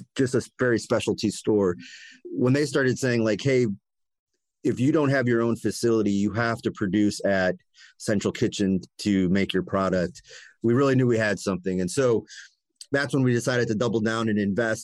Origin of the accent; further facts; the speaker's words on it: Cleveland, Ohio, United States; I grew up in Cleveland, lifelong Clevelander